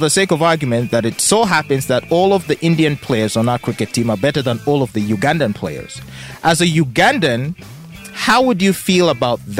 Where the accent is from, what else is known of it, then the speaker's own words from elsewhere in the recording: Japan; born there; Okay, so I was born in Japan. Mm-hmm. Uh, but I do not have citizenship.